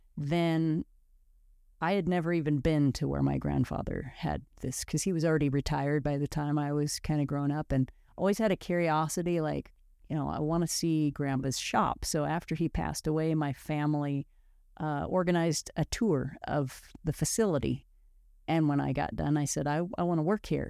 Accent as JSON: {"language": "English", "region": "Oregon coast near Neskowin", "country": "United States", "tie": "born or raised there", "said": "I grew up on the Oregon coast near Nesco in."}